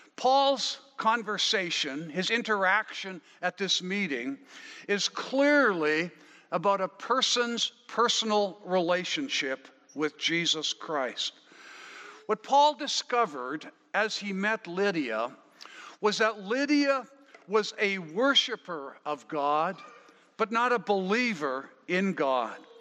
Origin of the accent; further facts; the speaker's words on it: Wetaskiwin, Alberta, Canada; also born or lived in Killam, Alberta; now in Abbotsford, Canada; I might say Wetaskiwin or I was born in Killam, I might say. Uh, but that's not where I live now. I live now in Abbotsford.